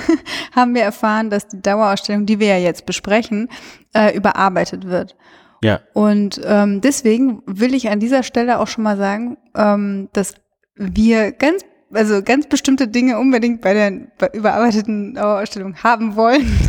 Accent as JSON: {"language": "German", "town": "Cologne", "region": "North Rhine-Westphalia", "country": "Germany", "said": "ich komme ja aus Köln"}